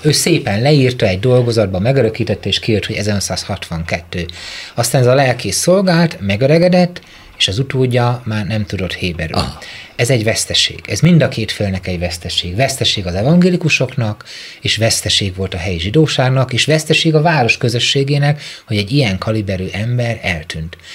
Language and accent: Hungarian; Mezőtúr, Jász-Nagykun-Szolnok, Hungary; Én egy Tiszántoli kisvárosból származom